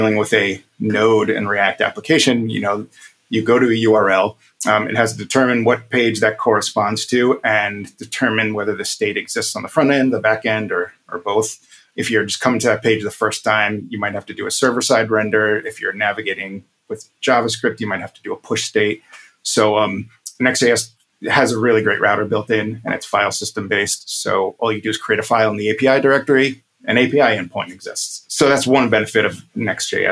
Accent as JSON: {"language": "English", "town": "New York City", "region": "New York", "country": "United States", "tie": "born or raised there", "also_born_or_lived": "Brooklyn, New York", "said": "I've lived in Brooklyn for 10 years, but I grew up in Queens"}